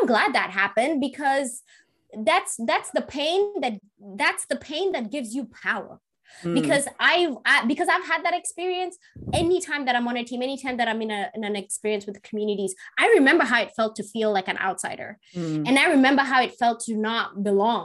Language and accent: English; Kenya; now in United States; my experience growing up as a Kenyan child